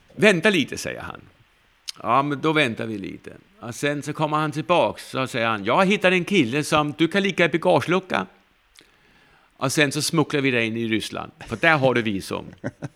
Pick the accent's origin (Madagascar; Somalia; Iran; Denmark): Denmark; Norwegian is a second language; moved away as an adult; now in Sweden; jeg er jo fra Danmark